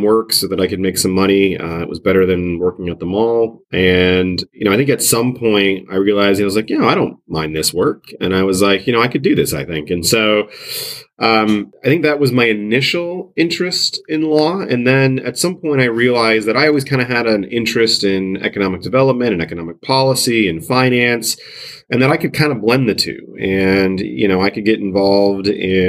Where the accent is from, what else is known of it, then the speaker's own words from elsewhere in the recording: the Adirondacks, New York, United States; now in Buffalo, United States; I'm originally from the Adirondacks in New York State, which is sort of on the uppermost part of New York State